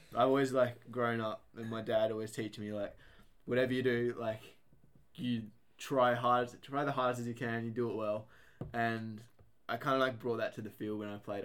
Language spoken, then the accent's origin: English; Casino, New South Wales, Australia; we're from Casino, um, what well, my school was in Casino and Casino Christian School